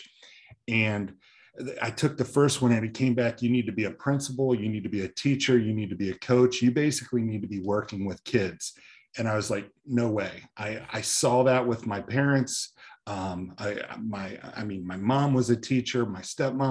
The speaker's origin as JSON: {"language": "English", "region": "Northeast Ohio near Akron", "country": "United States", "tie": "born or raised there", "said": "I grew up in Northeast Ohio near Akron"}